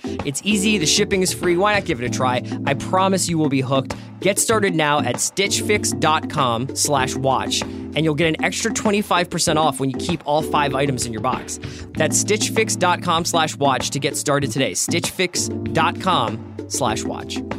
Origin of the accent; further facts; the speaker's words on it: Philadelphia, Pennsylvania, United States; I'm from a little little ha- little tucked in neighborhood called Fairmount